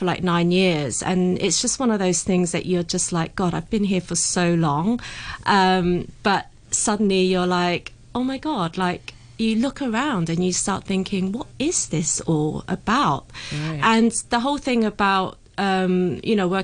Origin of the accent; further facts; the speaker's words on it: United Kingdom; I was brought up in the UK